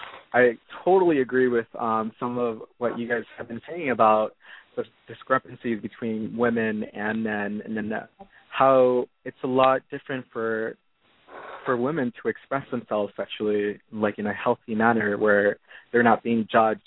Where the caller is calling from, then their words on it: California, United States; I'm calling from California.